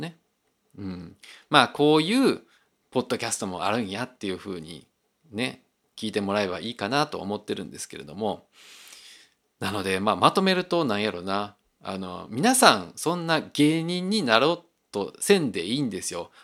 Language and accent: Japanese; Osaka, Japan; 自分はあの大阪で生まれて大阪で育った